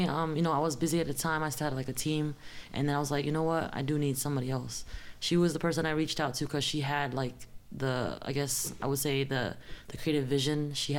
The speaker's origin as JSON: {"language": "English", "town": "Bridgeport", "region": "Connecticut", "country": "United States", "said": "Connecticut too. I'm from Bridgeport, Connecticut, though."}